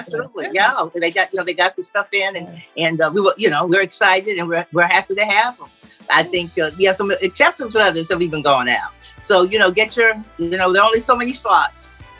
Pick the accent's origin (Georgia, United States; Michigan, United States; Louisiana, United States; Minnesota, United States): Georgia, United States; Middle; now in St. Simons Island, United States; I'm from Middle Georgia